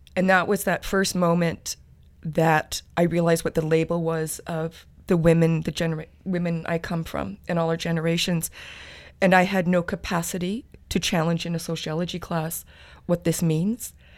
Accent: Treaty Six territory, Alberta, Canada; moved away as an adult; now in Victoria, Canada; I'm originally from Treaty Six territory, the University of Alberta

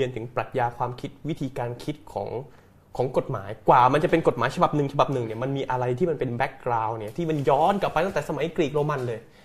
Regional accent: Phuket, Thailand; now in Bangkok, Thailand; ผมเป็นคนภูเก็ตนะครับผมเกิดที่ ภูเก็ตนะครับ แล้วก็ใช้ชีวิตเติบโตอยู่ที่ภูเก็ตโดยตลอดนะครับ

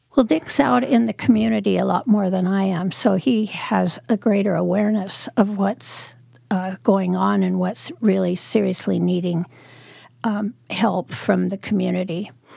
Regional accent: Prospect, Oregon, United States; also born or lived in Medford, Oregon / Salem, Oregon; I lived up in the mountains in the Cascades, up by Crater Lake, uh, when I was growing up

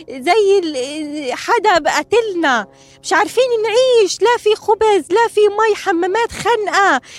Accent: Gaza Strip, Palestine; انا بنت فلسطين

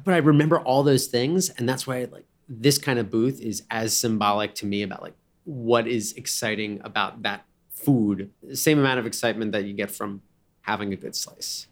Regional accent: Cranford, New Jersey, United States; we'd go past a place called Calabria Pizza in Cranford, New Jersey, where I grew up

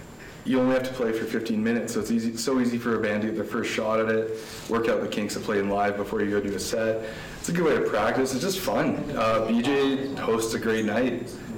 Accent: Calgary, Alberta, Canada; I'm from Calgary.

